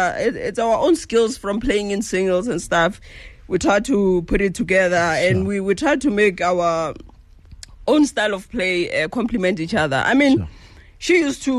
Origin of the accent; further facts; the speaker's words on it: Mphahlele, Limpopo, South Africa; I grew up in Rampahlele.